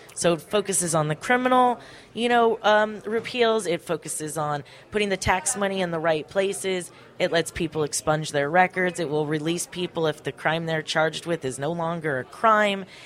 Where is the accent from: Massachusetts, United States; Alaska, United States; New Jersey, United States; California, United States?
California, United States; Ventura County; I I grew up in Ventura County